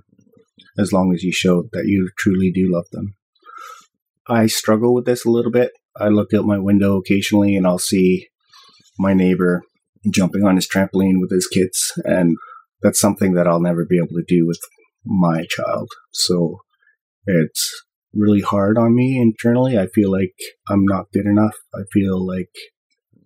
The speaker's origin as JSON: {"language": "English", "region": "Ontario", "country": "Canada", "tie": "born or raised there", "moved": "yes", "lives_now": "British Columbia, Canada", "said": "I grew up in Ontario"}